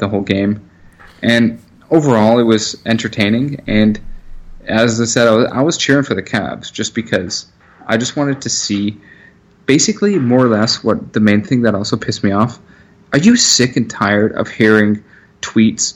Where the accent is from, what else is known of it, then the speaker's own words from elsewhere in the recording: Pefferlaw, Ontario, Canada; I'm just from Pefferlot